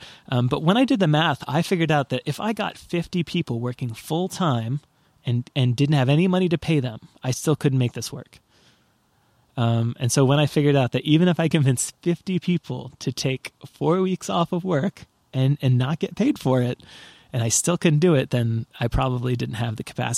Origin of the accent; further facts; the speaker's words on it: Portland, Oregon, United States; But I mean, I'm from Portland, fucking Oregon. We're not another place, right?